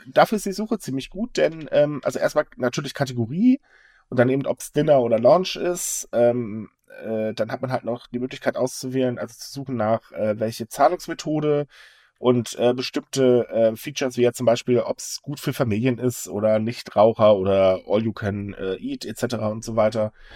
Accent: Northern Germany, Germany; als Norddeutscher

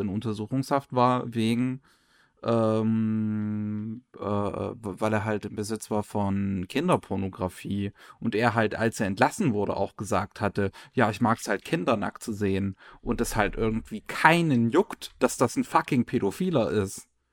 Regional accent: Germany; bei uns in Deutschland

